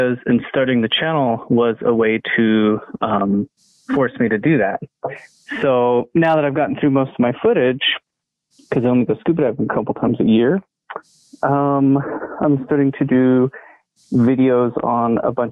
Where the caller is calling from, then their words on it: Boulder, Colorado, United States; I'm calling from Boulder, Colorado.